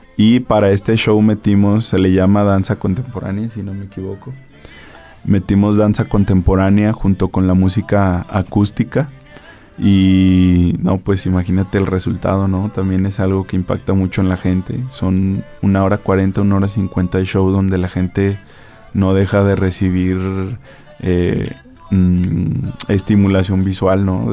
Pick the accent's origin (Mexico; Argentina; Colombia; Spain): Mexico; Aguascalientes; tengo sangre hidrocálida, que soy de aquí de Aguascalientes